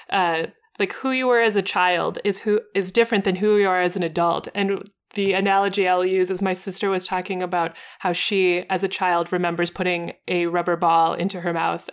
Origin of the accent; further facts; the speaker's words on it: United States; as an American, who is not bilingual